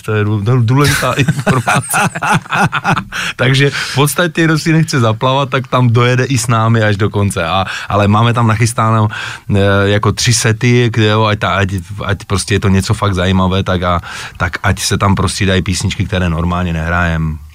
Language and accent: Czech; Moravia, Czechia; jde slyšet, že jsem z Moravy